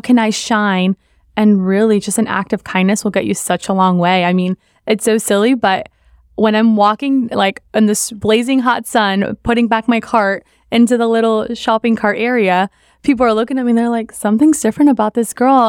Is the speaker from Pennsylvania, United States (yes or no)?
no; South Florida, United States; my parents are from Columbia, but I grew up in South Florida